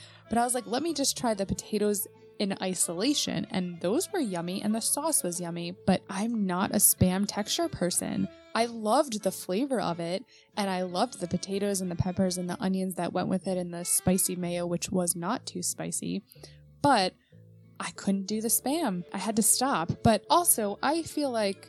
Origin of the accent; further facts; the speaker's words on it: New York, United States; I grew up in New York